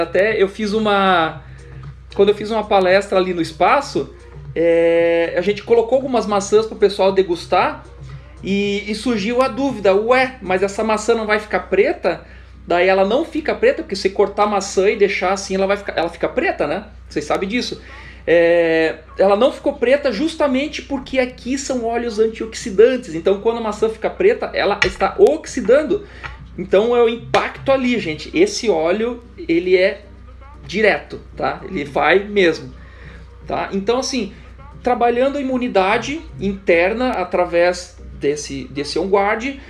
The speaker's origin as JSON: {"language": "Portuguese", "town": "Curitiba", "region": "Paraná", "country": "Brazil", "said": "Eu, como um bom curitibano"}